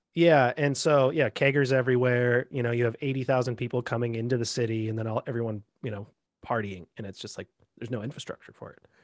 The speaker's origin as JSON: {"language": "English", "town": "Bellingham", "region": "Washington", "country": "United States", "tie": "born or raised there", "said": "me growing up in Bellingham, you know, uh, right on the Canadian border"}